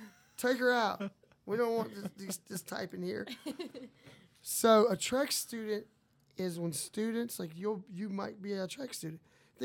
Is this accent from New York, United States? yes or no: no; New Orleans, Louisiana, United States; I'm from New Orleans. I'm Cajun. Même moi, je parle français. Je peux chanter en français, je peux crier en français.